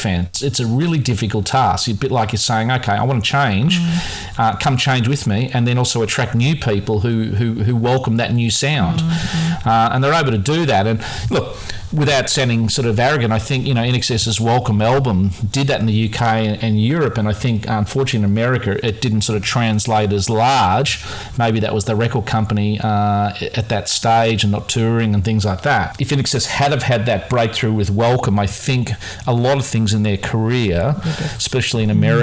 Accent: Australia; being Australian

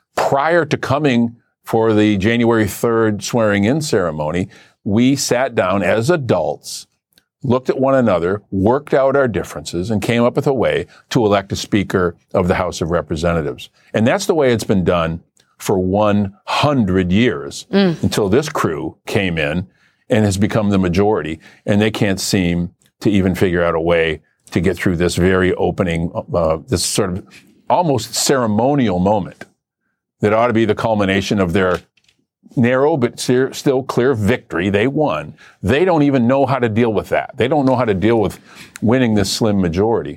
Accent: Flint, Michigan, United States; my hometown of Flint

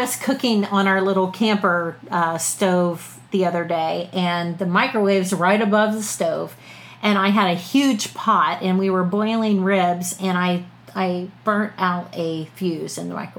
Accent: London, Ohio, United States

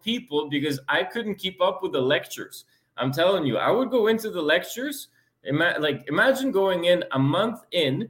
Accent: Lviv, Lviv Oblast, Ukraine; moved away; also born or lived in London, Ontario; I was born in Lviv, Ukraine, a very western part of Ukraine, close to Poland, Eastern Europe

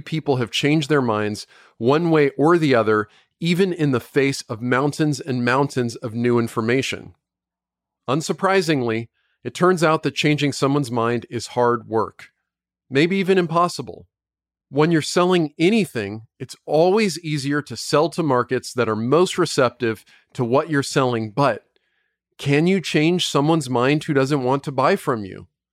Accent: United States; I'm an American citizen. I don't even live in the U K.

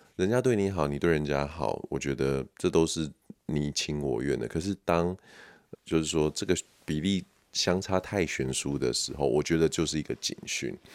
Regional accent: Taiwan; 身为台湾人

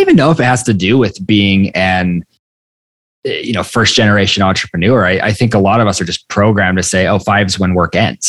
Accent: Idaho, United States; I was born in Idaho

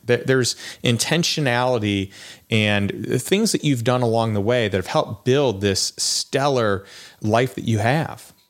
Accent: Chicago, Illinois, United States; moved away; I'm from Chicago

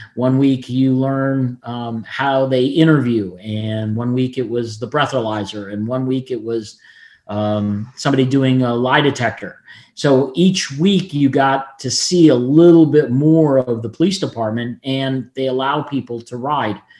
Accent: Fort Lauderdale, Florida, United States; I'm one of very few people that's born and raised in Florida, and I'm still here

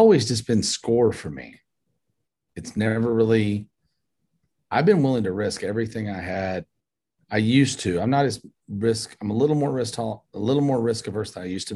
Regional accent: Paducah, Kentucky, United States; I was born in Paducah, Kentucky, a little bitty town in Western Kentucky

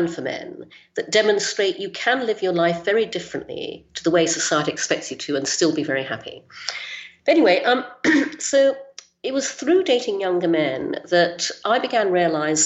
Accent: Brunei; also born or lived in United Kingdom; I was born in the UK, but when I was six, we moved to Brunei in Borneo, so I grew up there in Asia.

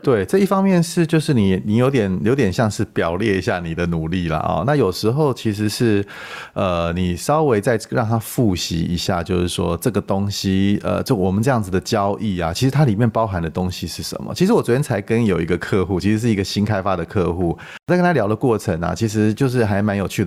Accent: Taiwan; 我们台湾人常喜欢讲一句话

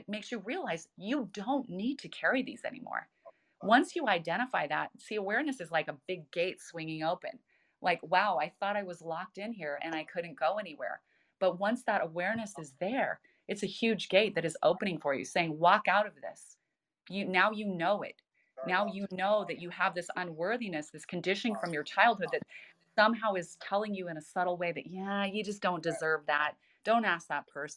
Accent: Idaho, United States; born or raised there

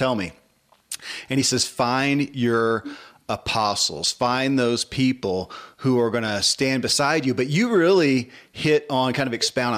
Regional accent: the South, United States; I grew up in the South and in the church

